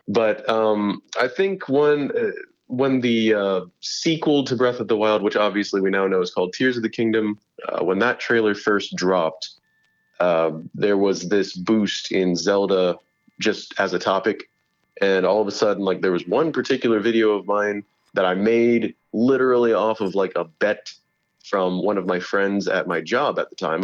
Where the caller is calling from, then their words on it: Fort Worth, Texas, United States; I am calling in from my home in Fort Worth, Texas.